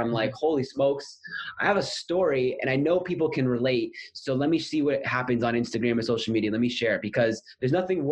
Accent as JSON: {"language": "English", "country": "Canada", "moved": "as an adult", "lives_now": "Sydney, Australia", "said": "am from Canada"}